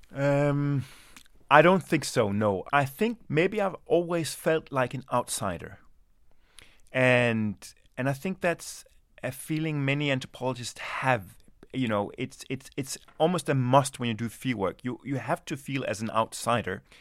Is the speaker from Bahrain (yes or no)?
no; Denmark; also born or lived in Sweden; my mother is Swedish, and I was born in Sweden, and my, my father is Danish, and I grew up in Denmark.